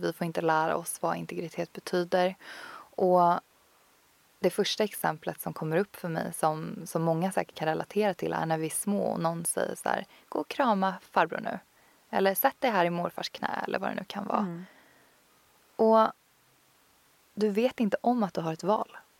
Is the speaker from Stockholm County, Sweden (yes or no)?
yes; Tyresö, Stockholm County, Sweden; also born or lived in Copenhagen, Denmark; en fantastisk yogastudio som ligger ute i Tyresö, där jag kommer ifrån